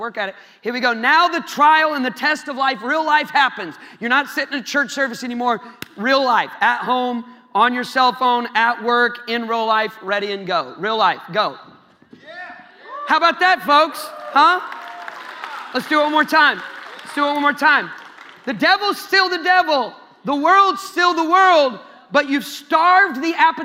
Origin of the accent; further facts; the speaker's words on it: Iowa, United States; I'm from Iowa, man. I don't got any accent.